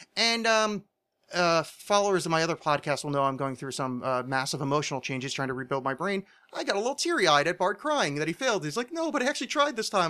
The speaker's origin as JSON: {"language": "English", "region": "New Jersey", "country": "United States", "said": "I'm from New Jersey"}